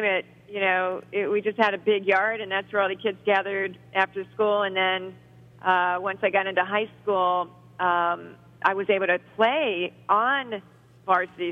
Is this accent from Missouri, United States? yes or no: no; Ohio, United States; also born or lived in Cincinnati, Ohio / Brecksville, Ohio; I was born in Cincinnati and then moved to Brecksville outside of Cleveland when I was 8 years old. I'm a Ohio girl.